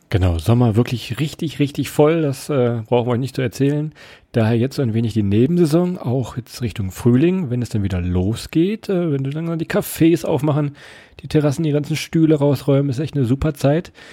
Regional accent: Northern Germany, Germany; wir kommen ja eigentlich aus dem Norden

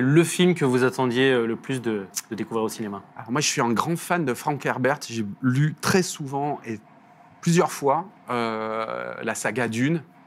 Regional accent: the South, southern France, France; accent: petit accent du Sud; On l'entend à mon accent, je regarde un petit accent du Sud

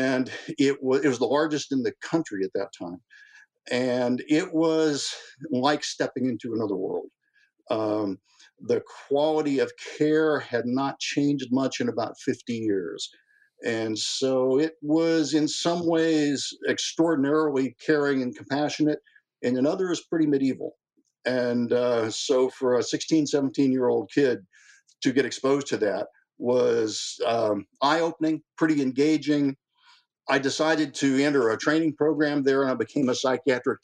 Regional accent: California, United States; also born or lived in Kansas City, Missouri; I was born in Kansas City, Missouri, 1952, and my mother and father divorced when I was about four, and so my mom brought us to California

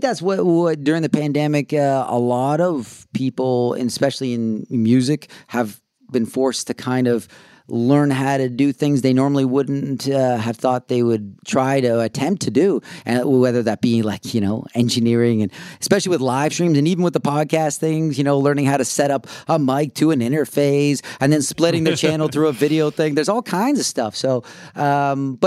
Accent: Canada; moved away; also born or lived in Austin, Texas; us being Canadian

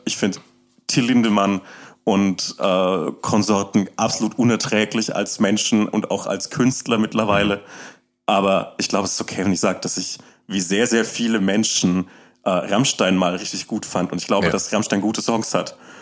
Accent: Upper Franconia, Bavaria, Germany; also born or lived in Erlangen; ich komme ich komm aus Oberfranken, aus dem ländlichen okay. Raum

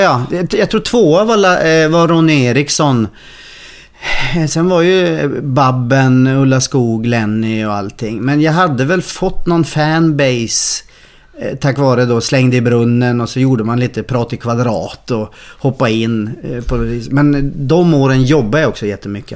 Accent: Norrland, Sweden; moved away as an adult; also born or lived in Stockholm; now in Gothenburg, Sweden; jag är norrlänning

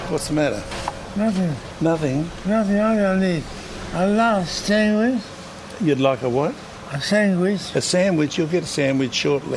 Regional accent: Australia; me being Australian

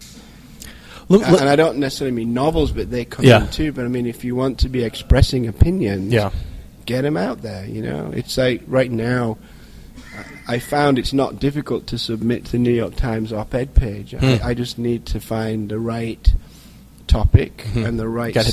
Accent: England, United Kingdom; now in United States; as an Englishman

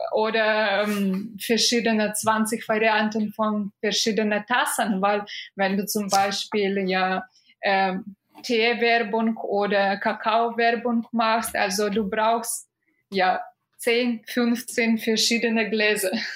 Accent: Minsk, Belarus; German is a second language; moved away as an adult; now in Germany; ich bin aus Minsk

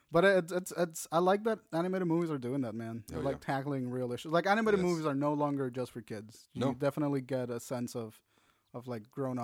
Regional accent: Puerto Rico; moved away; I'm from Puerto Rico.

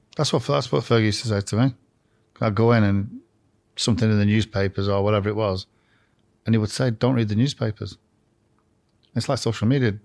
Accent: Blackburn, North West England, United Kingdom; I come from Blackburn

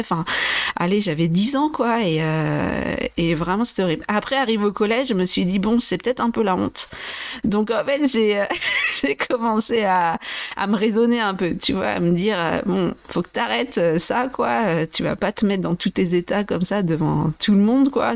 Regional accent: Vendée, Pays de la Loire, France; also born or lived in Brazil / Brest / Angers / Nantes; je suis née au Brésil et j'ai grandi en Vendée, donc dans l'ouest de la France

